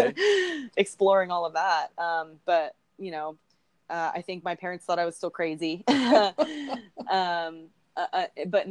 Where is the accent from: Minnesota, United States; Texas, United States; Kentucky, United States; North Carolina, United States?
Texas, United States; I'm from Texas. My family hunts.